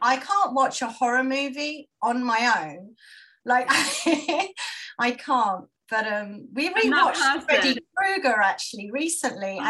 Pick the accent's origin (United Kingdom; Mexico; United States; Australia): United Kingdom; London; I'm from London